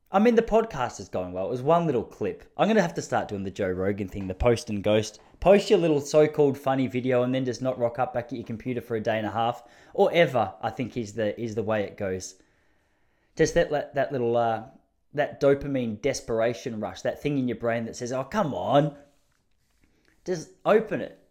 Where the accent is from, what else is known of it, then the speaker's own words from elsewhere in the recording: Traralgon, Victoria, Australia; I'm from Traralgon. Please understand, that's country of Victoria.